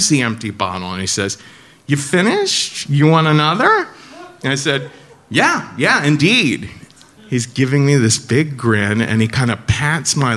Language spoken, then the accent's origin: English; Cincinnati, Ohio, United States; I'm from Cincinnati